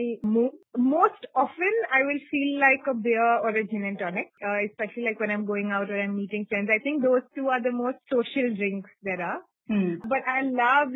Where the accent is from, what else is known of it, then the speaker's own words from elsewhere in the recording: Hyderabad, Telangana, India; I grew up in Hyderabad